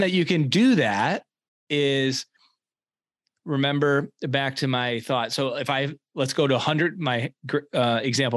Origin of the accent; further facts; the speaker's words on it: East Lansing, Michigan, United States; so I was born and raised in East Lansing, Michigan.